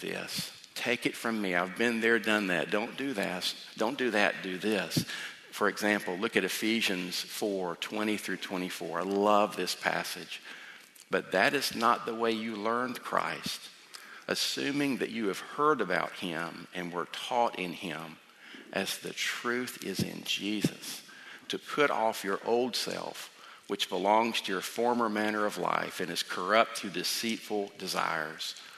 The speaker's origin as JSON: {"language": "English", "region": "South Georgia", "country": "United States", "tie": "born or raised there", "moved": "yes", "said": "I grew up in South Georgia, and we have a different dialect than here"}